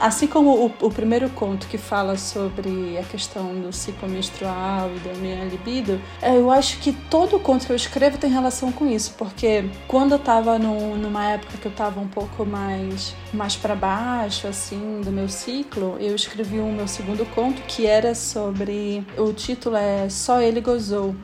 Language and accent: Portuguese; Belém, Pará, Brazil; accent: paraense; Só quem é de Belém sabe, o sotaque paraense